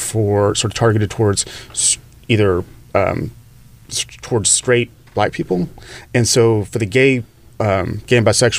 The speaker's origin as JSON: {"language": "English", "region": "Arkansas", "country": "United States", "tie": "born or raised there", "also_born_or_lived": "Dallas, Texas", "accent": "Southern drawl, Texas twang", "moved": "as an adult", "lives_now": "Los Angeles, United States", "said": "I was born in Arkansas. I lived there for about the first 20 years. And then I escaped to Dallas."}